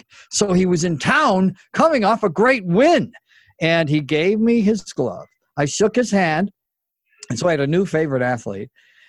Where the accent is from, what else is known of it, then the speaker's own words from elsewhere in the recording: Elmira, New York, United States; now in Los Angeles, United States; my hometown, Elmira, New York.